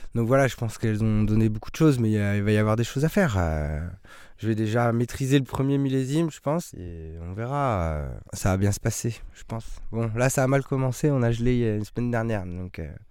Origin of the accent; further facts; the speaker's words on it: Craon, Pays de la Loire, France; moved away; on est originaire de la Mayenne, un petit village qui s'appelle Cran